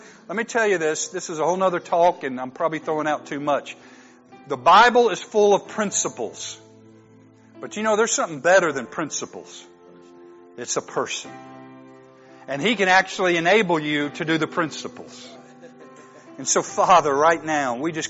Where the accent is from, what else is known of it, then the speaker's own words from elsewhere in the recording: United States; I'm an American